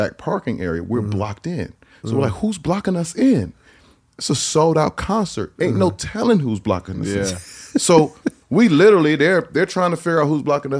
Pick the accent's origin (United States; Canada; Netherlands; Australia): United States; Maryland; we're from Maryland